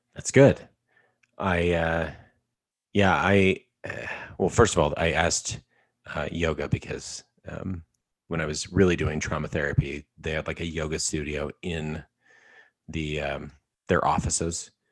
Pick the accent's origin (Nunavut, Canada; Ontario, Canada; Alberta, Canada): Alberta, Canada; I'm from Alberta, Canada